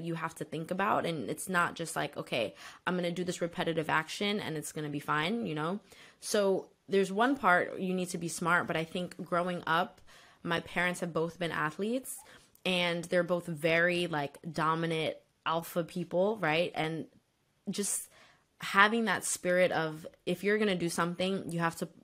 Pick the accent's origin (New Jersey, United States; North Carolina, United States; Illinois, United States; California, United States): New Jersey, United States; Bloomfield; I'm from Bloomfield, New Jersey